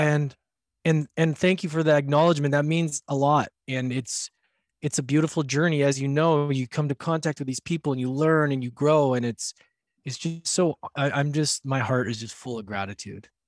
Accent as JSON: {"language": "English", "country": "Canada", "said": "I'm from Canada, so we, my, all my family came from Europe"}